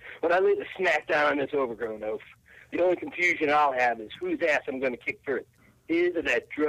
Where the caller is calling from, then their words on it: Tampa, Florida, United States; Tampa. But that doesn't matter.